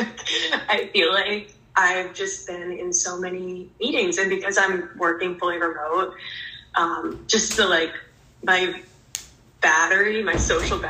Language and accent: English; New Jersey, United States; moved away as an adult; now in Florida, United States; I'm previously from Jersey